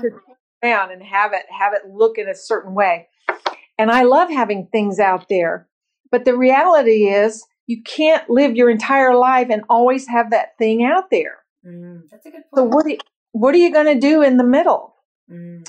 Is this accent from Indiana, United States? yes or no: yes; Bloomington, Indiana, United States; I was born and raised in Bloomington, Indiana, the middle of five children very blue collar